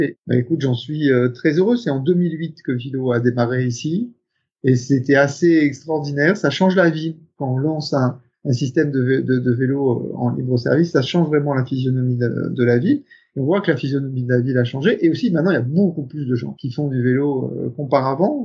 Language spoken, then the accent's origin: French; Picardy, Hauts-de-France, France; also born or lived in Paris, France; now in Brussels, Belgium; Je suis originaire de Picardie, en France